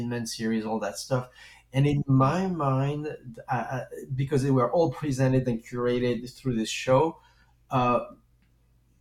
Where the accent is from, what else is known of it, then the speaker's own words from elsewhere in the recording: France; accent: French; English is a second language; moved away; when I was a kid, I grew up in France, and as you can hear probably, because I do have a French accent